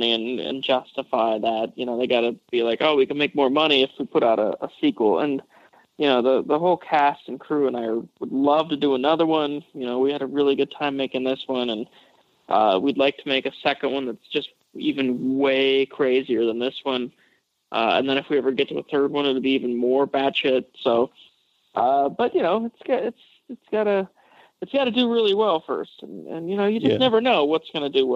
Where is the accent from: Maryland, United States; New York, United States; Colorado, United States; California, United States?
Colorado, United States; Western; moved away; also born or lived in Los Angeles; I grew up in Western Colorado on a farm